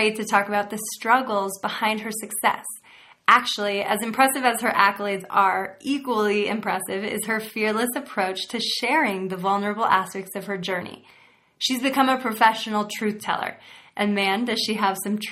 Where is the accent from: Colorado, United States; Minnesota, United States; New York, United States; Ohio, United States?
Ohio, United States; I'm from Ohio